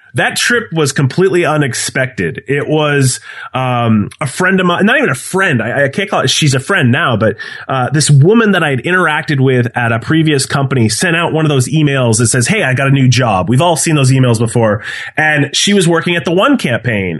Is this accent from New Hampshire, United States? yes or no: yes; New Hampshire, United States; now in Milford, Massachusetts, United States; I was born and raised in New Hampshire